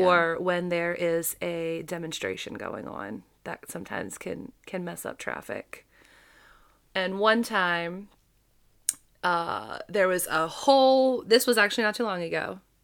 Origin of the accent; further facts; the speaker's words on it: Baltimore, Maryland, United States; my hometown that We are not as scary as our national reputation